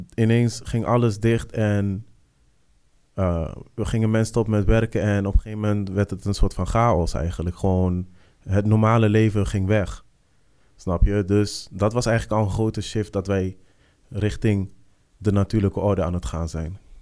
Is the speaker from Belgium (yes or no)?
no; Netherlands; als wij hier als Nederlanders